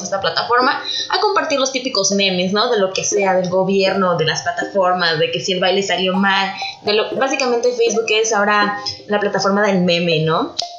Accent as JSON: {"language": "Spanish", "country": "Mexico", "said": "como mexicanos"}